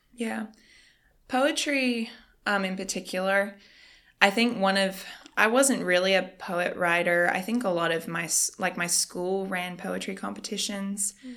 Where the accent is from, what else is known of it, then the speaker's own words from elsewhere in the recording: Australia; moved away as an adult; now in United States; I am from Australia. So, I moved here just a little under a year ago.